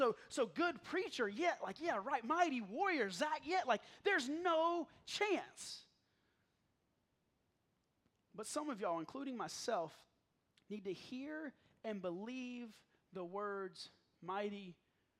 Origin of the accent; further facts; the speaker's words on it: South Carolina, United States; moved away; also born or lived in Hickory, North Carolina; I grew up in the South, and that's what you called people. You didn't call them pastors, you called them preachers. I'm from South Carolina